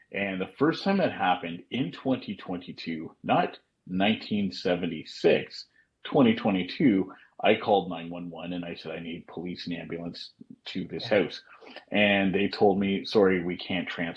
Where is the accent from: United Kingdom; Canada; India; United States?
Canada; Ottawa, Ontario; I played Canadian Tire Center here in my hometown, our hometown